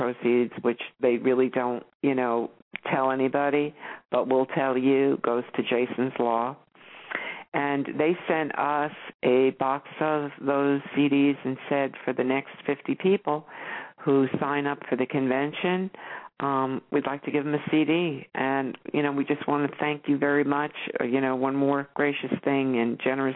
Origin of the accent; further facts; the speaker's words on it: New York, United States; moved away; I grew up in New York. I spent, you know, a good portion of my life there